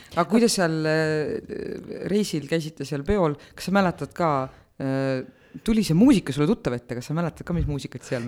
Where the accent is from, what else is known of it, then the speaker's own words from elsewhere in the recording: Otepää, Valga County, Estonia; ma olen Otepäält